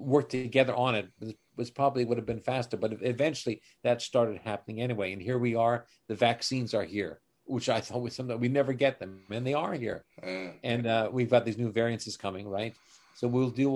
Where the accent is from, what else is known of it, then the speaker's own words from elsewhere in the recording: Canada; as a Canadian